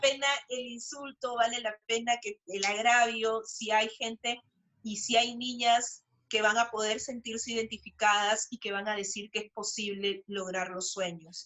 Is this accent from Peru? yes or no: yes; Peru; soy peruana